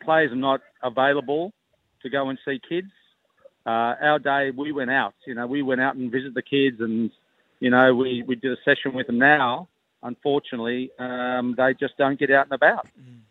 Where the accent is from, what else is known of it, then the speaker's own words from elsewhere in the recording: Queanbeyan, New South Wales, Australia; I remember growing up in Queanbeyan, you know, and that's what we used to do. I used to play league all my life at Queanbeyan Blues.